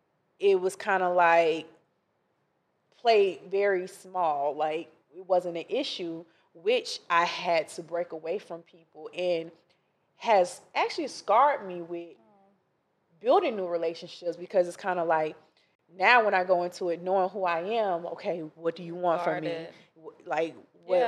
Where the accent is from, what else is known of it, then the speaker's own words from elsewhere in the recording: Ocala, Florida, United States; Ocala, Florida.